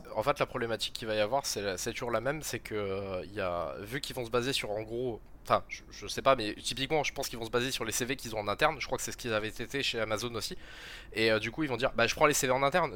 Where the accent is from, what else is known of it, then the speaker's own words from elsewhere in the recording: Perpignan, Occitania, France; also born or lived in Montpellier; moi je suis de Perpignan